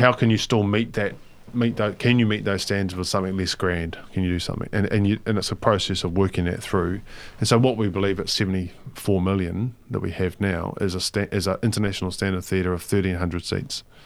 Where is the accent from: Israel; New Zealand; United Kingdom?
New Zealand; Palmerston North, Manawatū-Whanganui; moved away; I lived in Palmerston North, well, I grew up in Palmerston North